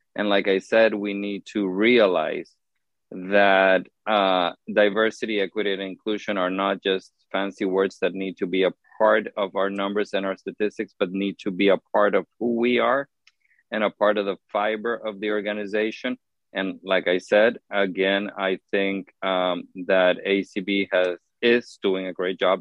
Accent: Honduras; moved away as an adult; now in United States; the organization that I worked for in Honduras, that I was part of the board of directors for many, many years

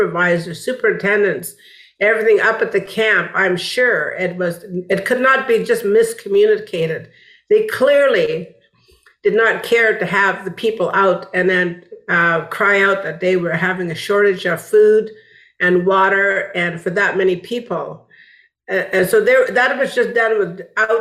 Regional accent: Wet'suwet'en Nation, British Columbia, Canada; now in Montreal, Canada; I'm from the Wet'suwet'en Nation, and I am from the Luxilio clan

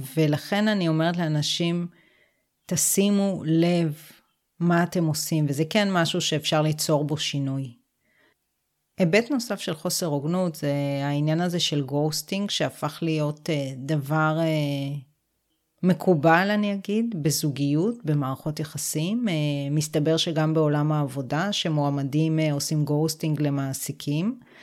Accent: Israel; גדלתי בקיבוץ

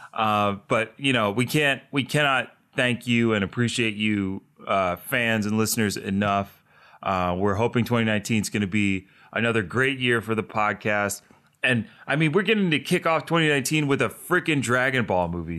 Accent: Delaware, United States; I'm from Delaware

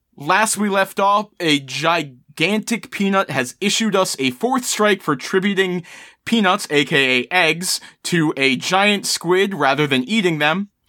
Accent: Maryland, United States; I was born and raised in Maryland, uh, I am, of course, a Baltimore crabs fan.

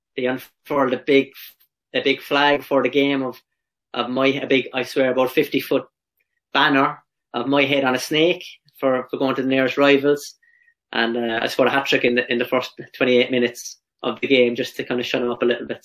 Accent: Ireland; also born or lived in England; now in Australia; as Irish players

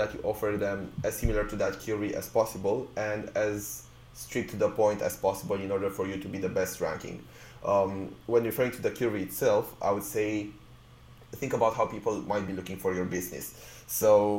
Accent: Romania; moved away as an adult; now in United Kingdom; I came to the UK to study originally. So I was from Romania where, you know, I had a band

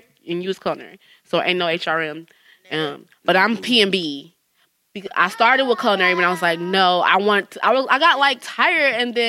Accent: Jamaica; Like, I'm Jamaican.

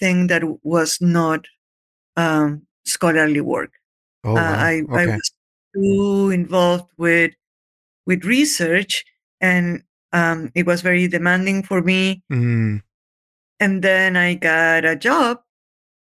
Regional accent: Lima, Peru; moved away; I'm Peruvian. I was born and raised in Lima.

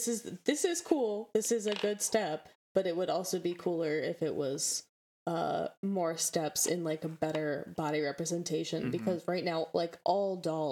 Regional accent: Midwest, United States; accent: Midwestern; If you can't tell by my Midwestern accent and my mumbling.

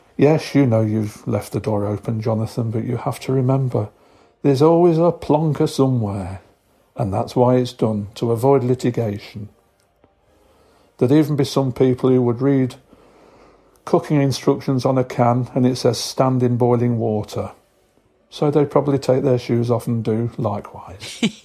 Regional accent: Nottingham, East Midlands, United Kingdom; I'm from Robin Hood County in the United Kingdom. Known to all you as Nottingham

